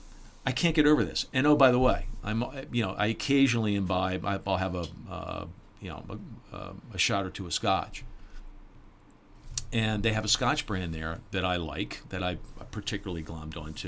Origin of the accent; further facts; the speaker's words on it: Baltimore, Maryland, United States; moved away; I'm from Baltimore. Okay, I know Baltimore pretty well. My whole family's from Baltimore